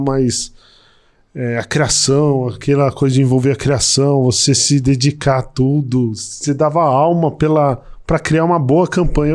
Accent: São Paulo, Brazil; moved away as an adult; also born or lived in Brasília; vou voltar para São Paulo, que eu sou de São Paulo

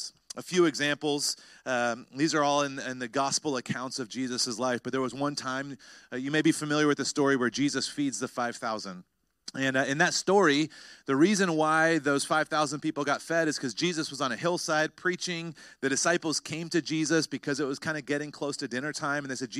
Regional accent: North Carolina, United States; I remember when I was a teenager, I grew up in North Carolina

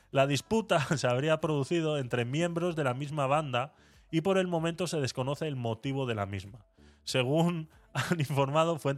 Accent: Venezuela; Eh, Mabel y yo somos venezolanas.

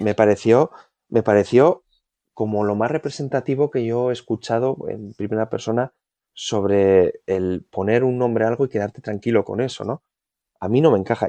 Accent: Vitoria-Gasteiz, Basque Country, Spain; Yo soy de, de Vitoria

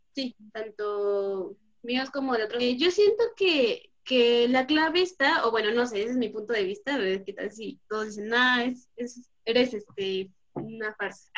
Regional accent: Mexico; como mexicanos

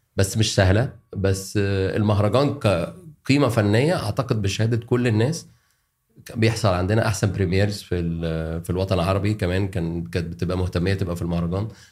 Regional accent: Alexandria, Alexandria Governorate, Egypt; moved away as an adult; now in Cairo, Egypt; انا عشان اسكندراني

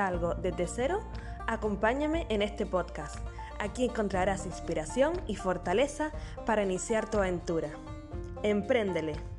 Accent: Canary Islands, Spain; nacida en Canarias

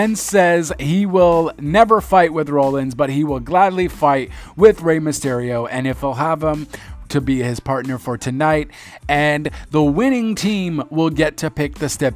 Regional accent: Canada; I'm Canadian

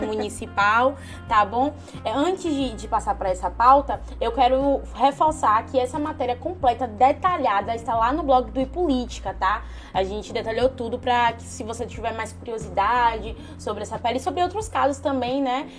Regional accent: Uruçuca, Bahia, Brazil; Uruçuca, minha terra

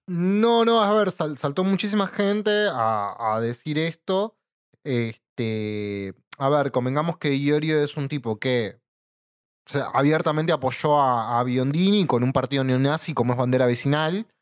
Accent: Buenos Aires Province, Argentina; Somos bonaerenses, no somos porteños.

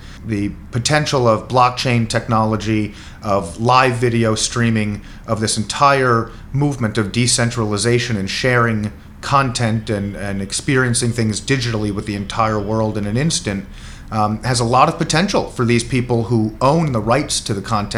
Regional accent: New York City, New York, United States; I grew up in New York City

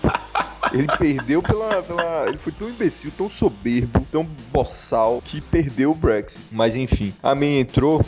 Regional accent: Brazil; moved away

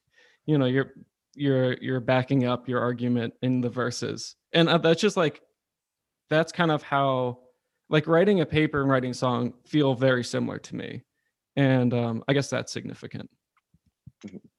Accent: Charlottesville, Virginia, United States; moved away as an adult; also born or lived in Williamsburg, Virginia; now in Richmond, United States; I grew up in Charlottesville

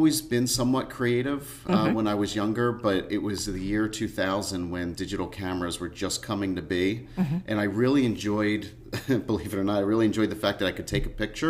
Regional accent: Lansdale, Pennsylvania, United States; I grew up in the Hatfield-Lansdale area

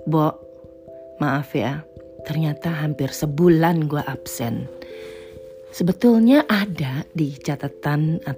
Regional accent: Netherlands; Atau mungkin gue berasal dari Belanda yang cuacanya lebih uh, nyebelin ya.

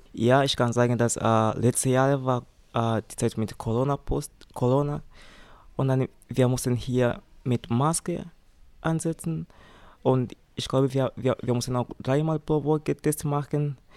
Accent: Tanzania; German is a second language; moved away as an adult; now in Metzingen, Germany; ich komme aus Tansania und ich wohne in Metzingen.

